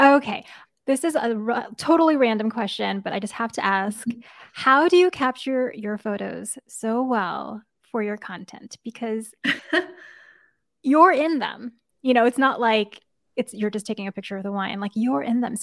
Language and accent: English; East Coast, United States; moved away; I grew up in the East Coast and my dad had offices in Boston